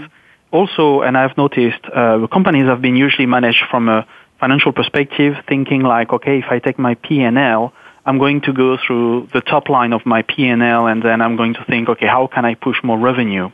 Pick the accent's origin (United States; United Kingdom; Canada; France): France; now in Luxembourg; I'm based in Luxembourg, so though I'm French, but I'm actually living in Luxembourg